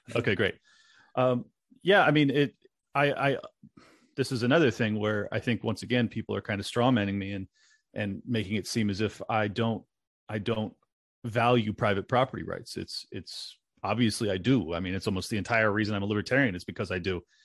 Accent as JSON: {"language": "English", "region": "California", "country": "United States", "tie": "born or raised there", "moved": "as an adult", "lives_now": "Miami, United States", "said": "it's my home state. I spent over 35 years there. I, I absolutely love San Diego and the Southern California area"}